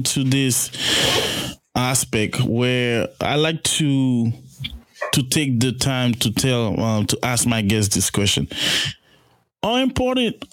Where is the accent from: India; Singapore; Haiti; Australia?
Haiti; I'm from Haiti.